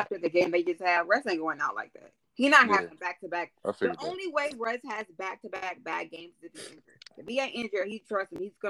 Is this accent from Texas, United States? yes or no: yes; Texas, United States; I'm from Texas.